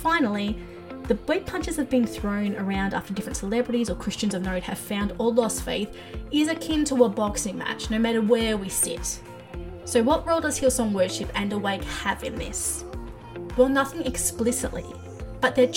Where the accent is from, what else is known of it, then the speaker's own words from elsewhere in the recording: Australia; As an Aussie, I was all of 5 years old